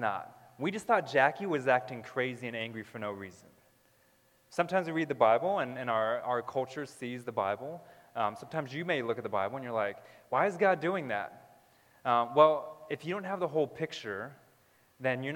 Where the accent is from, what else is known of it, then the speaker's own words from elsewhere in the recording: Southern California, United States; I was born in California. Southern California. We lived in multiple places in Southern California, and then when I was around three or four, we lived in this desert. And it was outside of the LA area